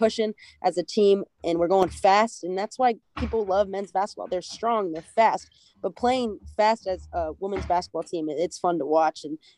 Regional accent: Des Moines, Iowa, United States; I like playing at Drake only because it's my hometown

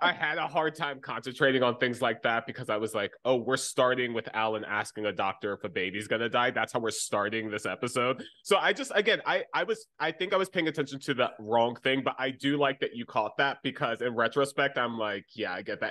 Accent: United States; my experience as an American

